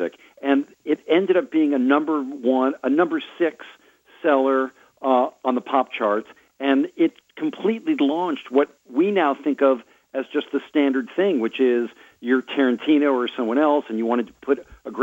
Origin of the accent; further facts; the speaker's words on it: Marin, California, United States; I'm from Marin, California